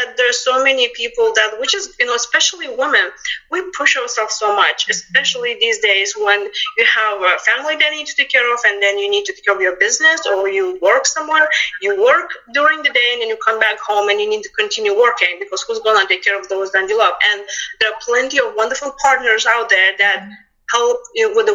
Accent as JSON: {"language": "English", "country": "Lithuania", "second_language": "English", "moved": "as an adult", "lives_now": "United States", "said": "as you can tell from my accent, I'm not local. I'm originally came from Lithuania back in 2000"}